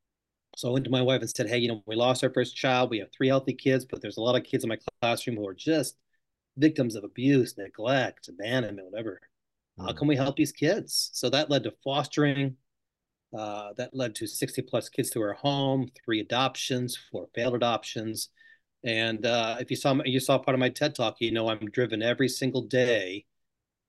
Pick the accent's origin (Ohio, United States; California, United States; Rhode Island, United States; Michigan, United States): Michigan, United States; moved away as an adult; also born or lived in New York / Delaware / Georgia / Australia; I was born in New York, moved to Delaware about age two, then to Michigan about age five.